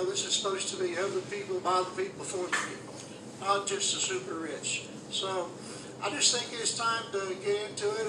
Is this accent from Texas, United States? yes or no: no; Johnson City, Tennessee, United States; also born or lived in Kingsport, Tennessee; born in Kingsport, Tennessee, and I grew up in Johnson City. I've lived here all my life.